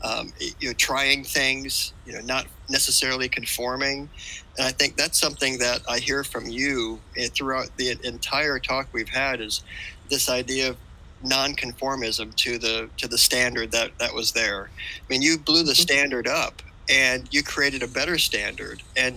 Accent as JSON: {"language": "English", "country": "United States", "said": "being American."}